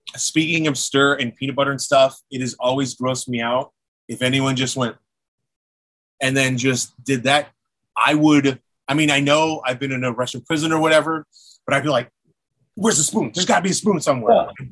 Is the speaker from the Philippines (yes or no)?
yes; Philippines; being Filipino